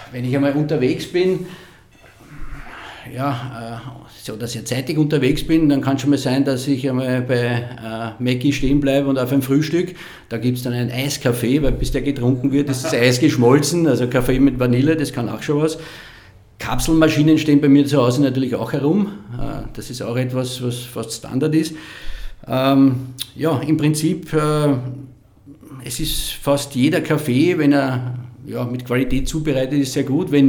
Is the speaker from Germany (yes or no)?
no; Lower Austria, Austria; in den Gegenden, wo ich aufgewachsen bin, das war so die Schneeberggegend, da kommen meine Großeltern her